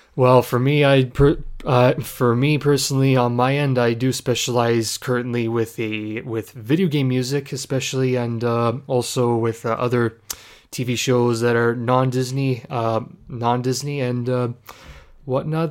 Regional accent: Ontario, Canada; I am from Canada, more specifically Ontario. I'm a proud Canadian.

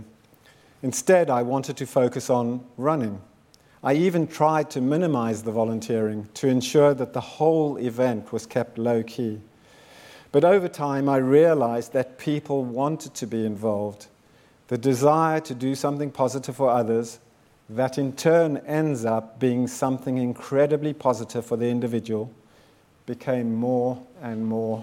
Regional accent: South Africa; moved away; also born or lived in Zimbabwe; I was born in Zimbabwe in 1960 and grew up in South Africa during apartheid

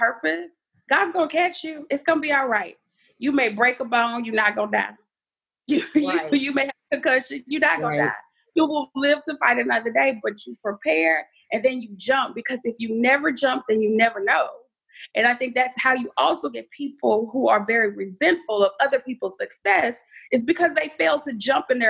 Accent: Dallas, Texas, United States; now in Houston, United States; Dallas born, Houston raised

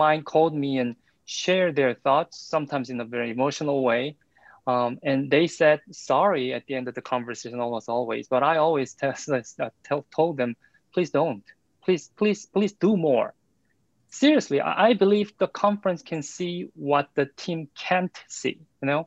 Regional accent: South Korea; English is a second language; now in United States; as my first name can tell, and as my pronunciation can tell, I'm from South Korea

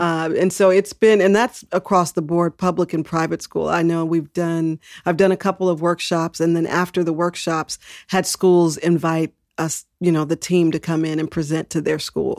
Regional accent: Texas, United States; now in San Francisco, United States; I was born in Texas

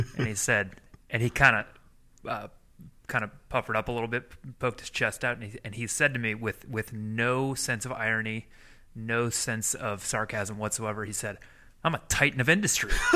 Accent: Midwest, United States; moved away; I come originally from the Midwest, from Midwestern people

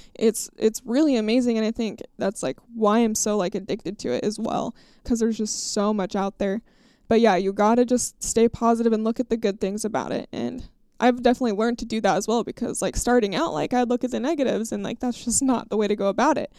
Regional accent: Idaho, United States; my home state of Idaho.

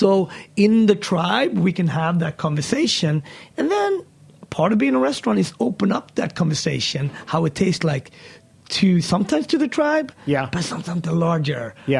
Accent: Sweden; moved away; also born or lived in Ethiopia; growing up in Sweden

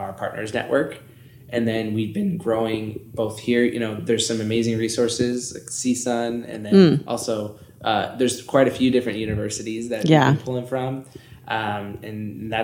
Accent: Northern California, United States; moved away as an adult; also born or lived in Santa Barbara; now in Reno, United States; from Northern California.

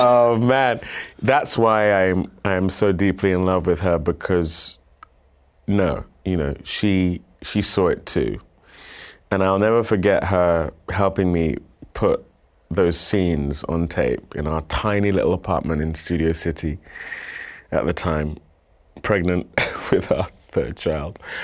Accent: United Kingdom; moved away as an adult; now in United States; moving here as a Brit

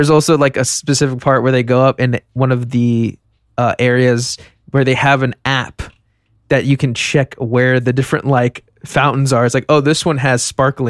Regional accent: United States; Well, actually, it was in Iceland, and I'm actually from America.

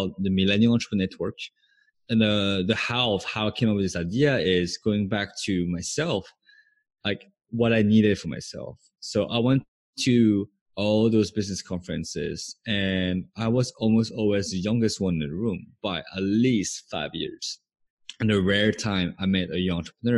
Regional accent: France; moved away as an adult; also born or lived in Santa Barbara, California, United States / Los Angeles, United States; now in Bangkok, Thailand; So I moved to the US from France, which is where I was born and raised when I was 18.

